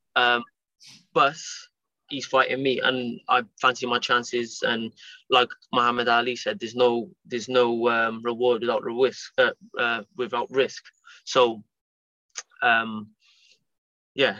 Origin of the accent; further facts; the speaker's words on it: Cardiff, Wales, United Kingdom; It's in Cardiff, um, my hometown